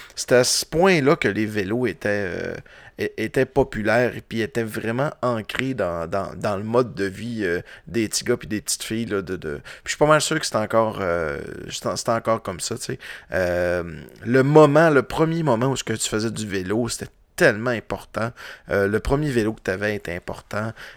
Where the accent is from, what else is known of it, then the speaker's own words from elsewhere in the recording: Roberval, Quebec, Canada; now in Quebec City, Canada; je viens de Roberval, puis au lac Saint-Jean